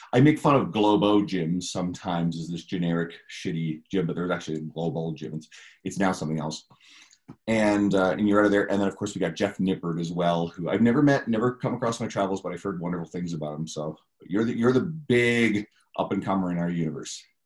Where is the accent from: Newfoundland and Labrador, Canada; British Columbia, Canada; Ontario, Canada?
Newfoundland and Labrador, Canada; moved away; we're both originally from Newfoundland